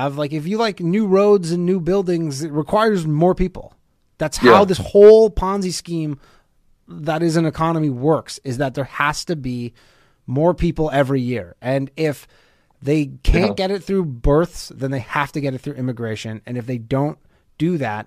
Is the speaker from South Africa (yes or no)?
no; Canada; moved away; Canada where I'm from, like, yes, the demographics are good. Like when I grew up, Canada was 80 something percent white people.